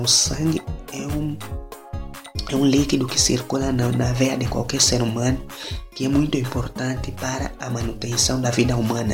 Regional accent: Angola; Sou natural de Angola, sou, sou angolano, africano

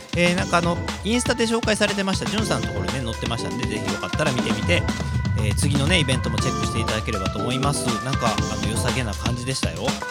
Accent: Kobe, Hyogo, Japan; 神戸っ子

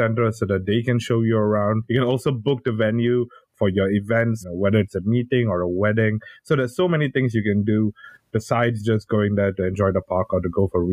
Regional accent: Singapore

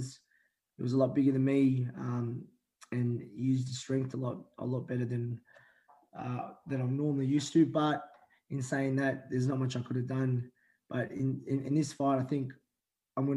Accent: Melbourne, Victoria, Australia; also born or lived in Manila, Philippines; I grew up in West Heidelberg in reservoir most of my life. I was originally born in Manila in the Philippines. I come here when I was four

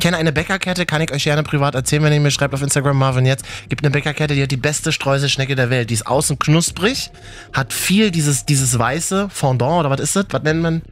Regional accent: Berlin, Germany; bei uns in Berlin

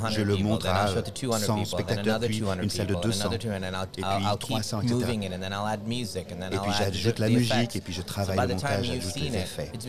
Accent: Pondicherry, Puducherry, India; French is a second language; moved away; Je suis né à Pondichéry, en um, Inde, où on parle français.

